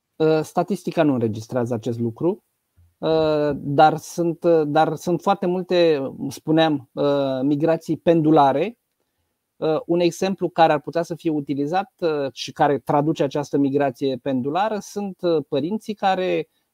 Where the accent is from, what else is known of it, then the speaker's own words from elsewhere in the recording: Romania; eu sunt din România